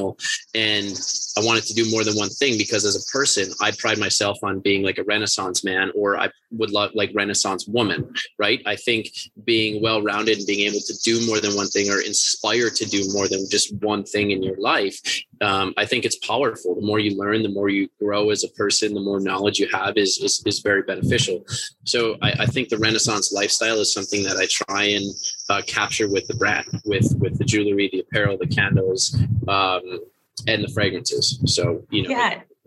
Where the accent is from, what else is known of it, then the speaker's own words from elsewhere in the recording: Northern Minnesota, United States; also born or lived in New York; growing up in Northern Minnesota